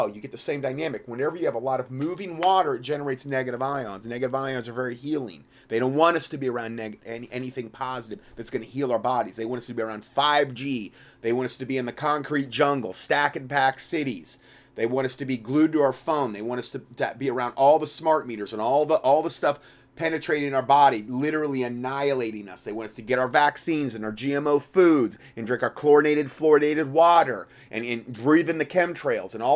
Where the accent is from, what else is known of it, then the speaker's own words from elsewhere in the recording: Fort Myers, Florida, United States; also born or lived in Salem, Ohio; I grew up in Fort Myers, Florida.